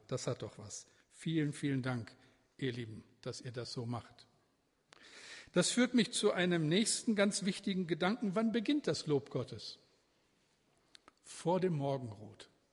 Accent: edge of the Ruhr area, North Rhine-Westphalia, Germany; now in Bremen, Germany; Ich bin ja aufgewachsen im Ruhrgebiet, also am Rande des Ruhrgebietes

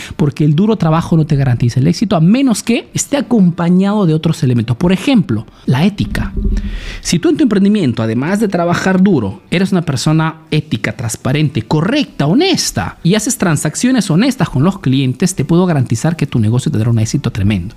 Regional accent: Peru; now in Italy

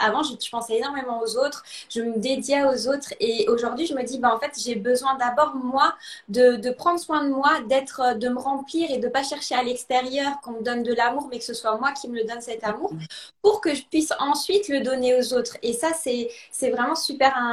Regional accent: Alsace, Grand Est, France; also born or lived in Lausanne, Switzerland; now in Italy; Je suis originaire à la, base d'Alsace, en France

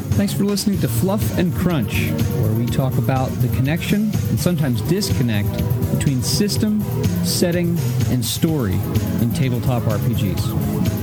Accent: the West, United States; also born or lived in New Jersey; Western pioneer by upbringing

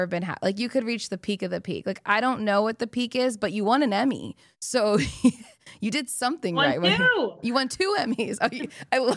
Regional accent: Arizona, United States; I'm from Arizona.

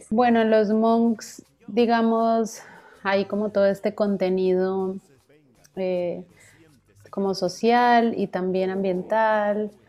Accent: Bogotá, Colombia; born there; nací en Bogotá y Bogotá pues es como selva de cemento total.

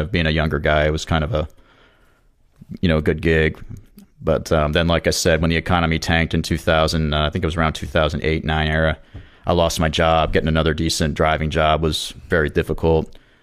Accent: Jacksonville, Florida, United States; moved away as an adult; also born or lived in Charleston, South Carolina; I was originally from Jacksonville

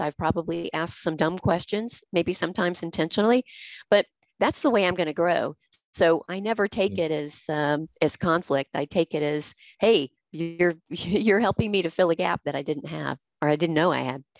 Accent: the American South, United States; accent: Southern; I'm from the American South. We are known for our Southern accents

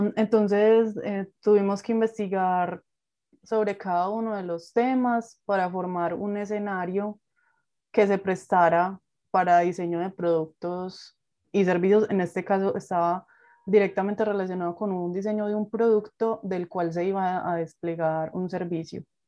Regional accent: Medellín, Antioquia, Colombia; estudié en la ciudad de Medellín, de donde soy eh, originaria

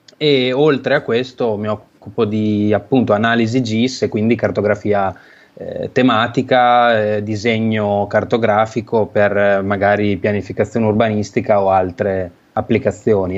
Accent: Emilia-Romagna, Italy; moved away as an adult; now in Bologna, Italy; sono romagnolo

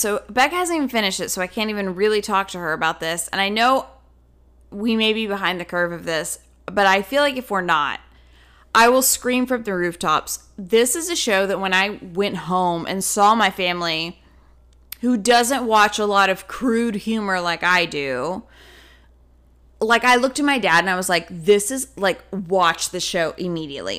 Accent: the South, United States; moved away; us growing up in the South

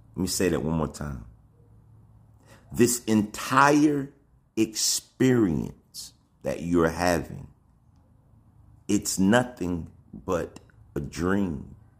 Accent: Alabama, United States; I come from Alabama

